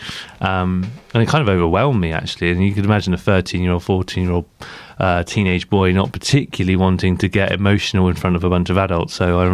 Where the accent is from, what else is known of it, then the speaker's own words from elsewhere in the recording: Blandford, South West England, United Kingdom; I grew up in Blandford